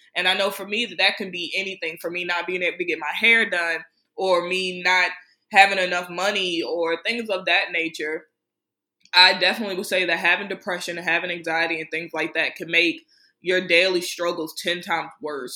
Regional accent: Prince George's County, Maryland, United States; my hometown in PG County, Maryland

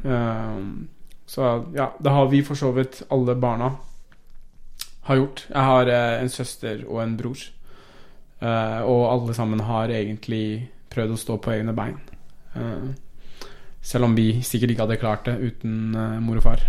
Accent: Oslo, Norway; first language Persian; Norwegian is a second language; also born or lived in Iran / Tromsø; Vi flytta jo tilbake til Oslo, da. Eh, eller vi får ta tilbake til Oslo. Så jeg, vi flytta fra Tromsø til Oslo. Ja. Etter å ha bodd der i eh, seks-syv år eller noe.

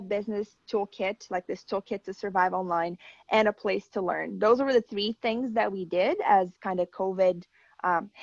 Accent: Brazil; now in Canada; my home country

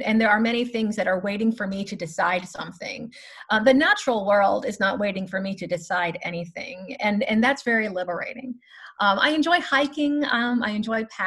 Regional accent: Louisiana, United States; also born or lived in Chicago; now in Tallahassee, United States; I am actually originally from Louisiana, but my extended family is from Chicago

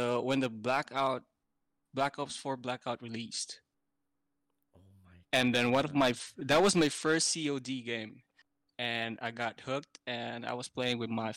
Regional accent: Philippines; moved away as an adult; now in Amsterdam, Netherlands; I was born in the Philippines, born and raised in the Philippines, moved to Amsterdam for about 5 years ago

